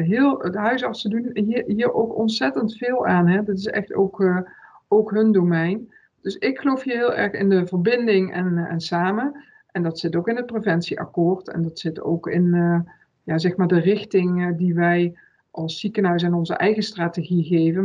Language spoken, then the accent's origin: Dutch; Limburg, Netherlands; now in Breda, Netherlands; ik ben een Limburgse, dus natuurlijk vier ik zelf ook wel een dag carnaval